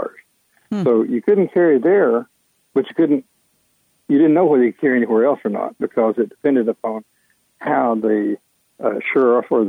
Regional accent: Texas, United States; now in Georgia, United States; I'm from Texas

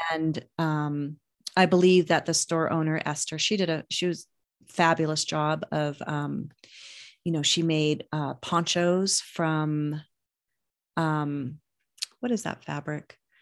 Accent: Reno, Nevada, United States; also born or lived in Sparks, Nevada; growing up in Reno

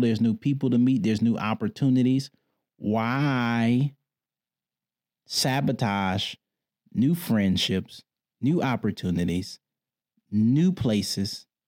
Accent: Detroit, Michigan, United States; I grew up in Detroit

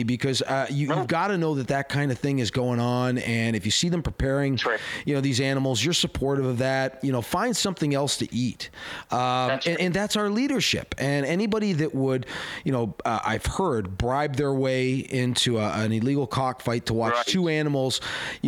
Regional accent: Canada; as a Canadian

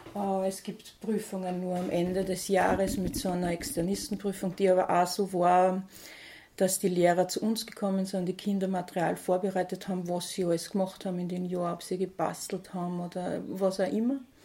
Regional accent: St. Pölten, Lower Austria, Austria; bin am Bahnhof aufgewachsen in St. Pölten.

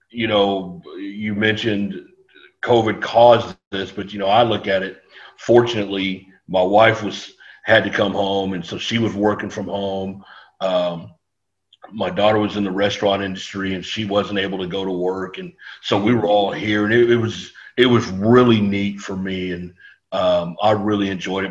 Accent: San Antonio, Texas, United States; I grew up here in San Antonio. I, I went to Marshall High School

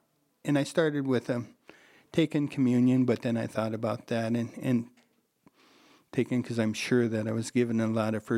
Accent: Rapid City, South Dakota, United States; And in Rapid, I was raised in Rapid, and we were St. Isaac Joe, and that was prior to the flood.

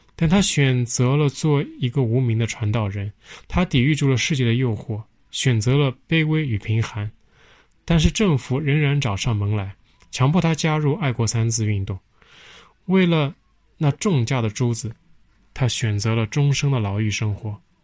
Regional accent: China; 作为中国人

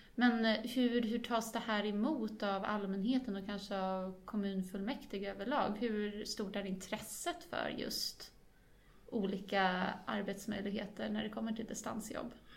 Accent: Sweden; jag är ju ändå från Sverige

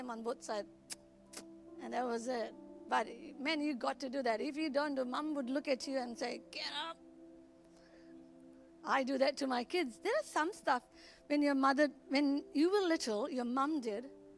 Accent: Goa, India; moved away; I was brought up in Goa, where we were ruled by Portuguese for 410 years.

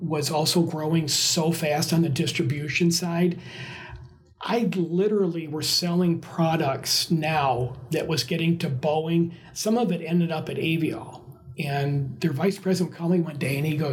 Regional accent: Michigan, United States

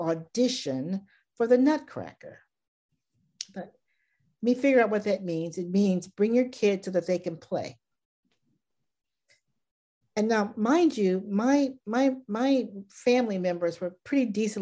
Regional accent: Baton Rouge, Louisiana, United States; I grew up in Baton Rouge, Louisiana

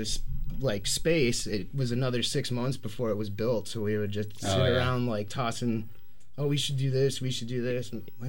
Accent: Milwaukee, Wisconsin, United States; moved away as an adult; also born or lived in Northwest Florida; I grew up in Milwaukee in the suburbs. I lived down in Northwest Florida for 13 years and then came back in 2011.

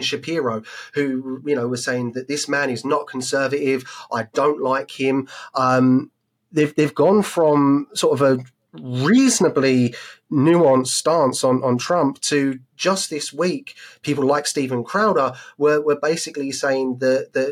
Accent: United Kingdom; as a British man in the UK

